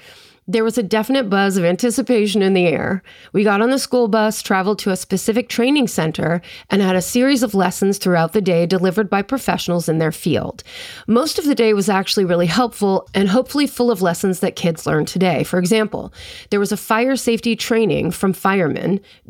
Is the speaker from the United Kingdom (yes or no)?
yes; South East England, United Kingdom; I grew up just outside London, and then in parentheses, they put England.